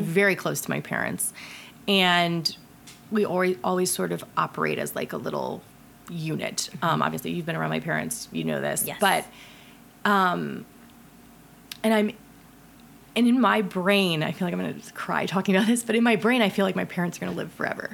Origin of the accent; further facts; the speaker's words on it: Ohio, United States; I'm from Ohio